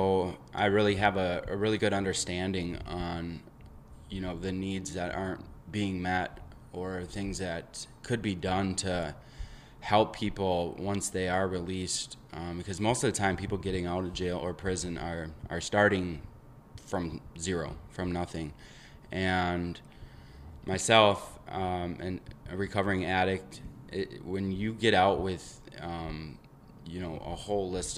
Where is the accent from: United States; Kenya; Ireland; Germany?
United States; Eau Claire, Wisconsin; I am from Eau Claire, Wisconsin